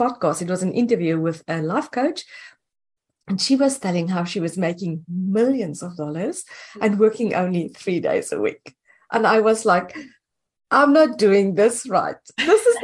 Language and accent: English; South Africa; moved away as an adult; now in United States; I'm originally from South Africa